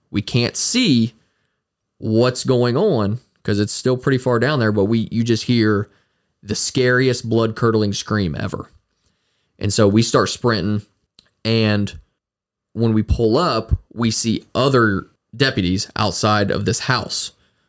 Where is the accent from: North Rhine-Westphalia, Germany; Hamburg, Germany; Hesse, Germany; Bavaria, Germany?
Hesse, Germany; Frankfurt; moved away; me not being from this area originally, like I'm from Frankfurt originally, so not being from this place originally